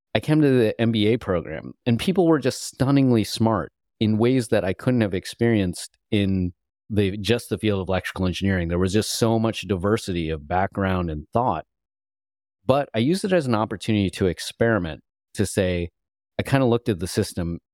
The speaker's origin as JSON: {"language": "English", "region": "Illinois", "country": "United States", "tie": "born or raised there", "also_born_or_lived": "California", "moved": "as an adult", "said": "growing up in Illinois"}